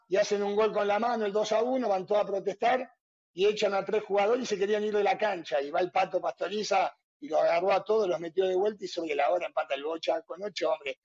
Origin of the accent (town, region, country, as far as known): Castelar, Buenos Aires Province, Argentina; born or raised there; also born or lived in Luján, Buenos Aires Province